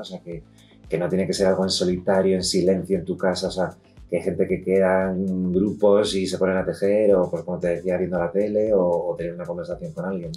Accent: Madrid, Community of Madrid, Spain; nosotros somos de aquí de Madrid, vivimos en Madrid

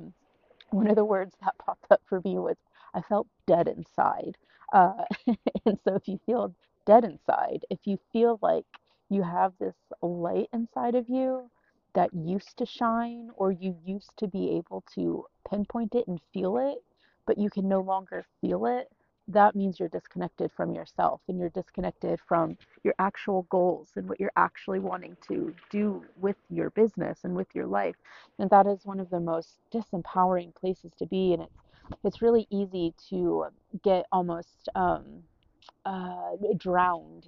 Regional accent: United States; moved away as an adult; also born or lived in New York / Orlando; now in Iceland; the American in Iceland

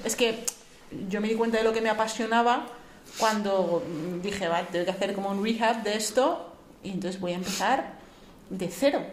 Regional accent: Sigüenza, Castilla-La Mancha, Spain; now in Madrid, Spain; yo soy un pueblo de Guadalajara

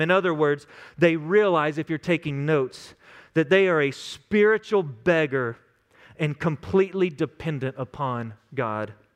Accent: West Texas, United States; Growing up in West Texas, I had some friends that were some crazy cowboys.

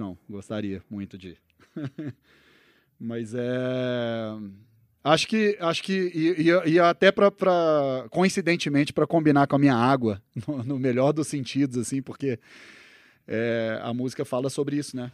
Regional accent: Uberlândia, Minas Gerais, Brazil; moved away as an adult; also born or lived in Uberaba / Belo Horizonte / Los Angeles; now in São Paulo, Brazil; eu sou nascido em Uberaba, né? E daí, mas eu só nasci em Uberaba e aí minha família mudou para, minha mãe mudou para Uberlândia logo na sequência. Então, minha infância foi ali em Uberlândia e tal, e daí na adolescência mudei para BH

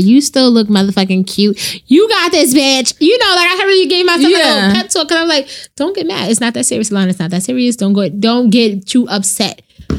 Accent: New York City, New York, United States; I'm from Brooklyn, yo.

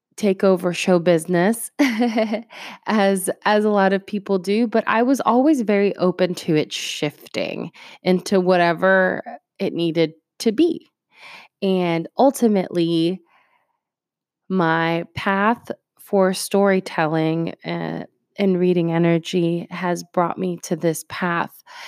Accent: North Canton, Ohio, United States; English is a second language; also born or lived in Puerto Rico / Greentown, Ohio; we eventually moved to North Canton, Ohio

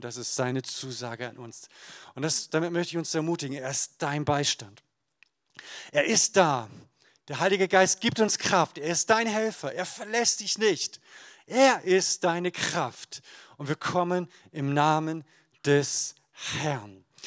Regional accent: Emden, Lower Saxony, Germany; in meiner Heimatgemeinde in Emden aus Friesland

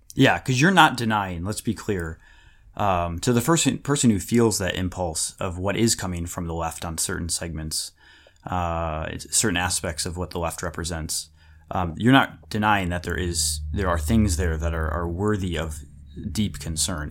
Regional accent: United States; when I was growing up in America

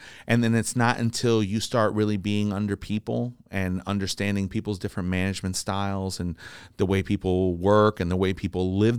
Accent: Jersey City, New Jersey, United States; I'm from Jersey City.

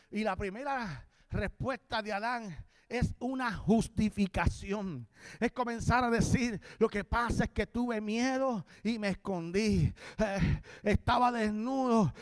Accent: Puerto Rico; moved away as an adult; now in Florida, United States; soy de Puerto Rico, pero vivo en Florida

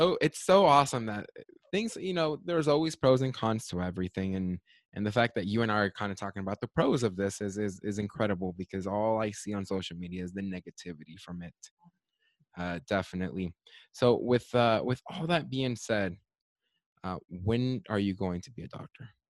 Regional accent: United States

